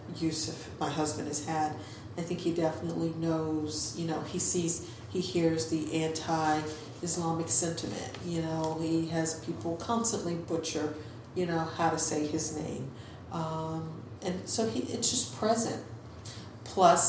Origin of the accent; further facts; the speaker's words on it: Virginia, United States; moved away; growing up in Virginia